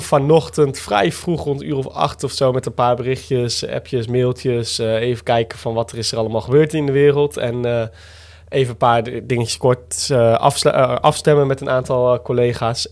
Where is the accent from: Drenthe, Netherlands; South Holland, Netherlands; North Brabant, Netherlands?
Drenthe, Netherlands; Roderwolde; also born or lived in Groningen; dorp waar ik vandaan kwam.